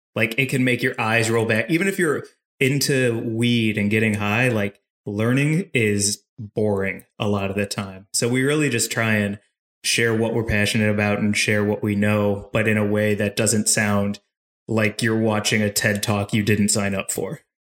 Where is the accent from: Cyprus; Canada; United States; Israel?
United States; St. Louis, Missouri; I'm from St. Louis, Missouri